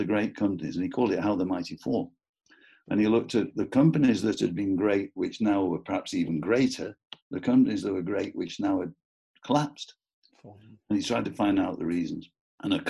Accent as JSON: {"language": "English", "town": "Preston", "region": "North West England", "country": "United Kingdom", "said": "I'm from Preston"}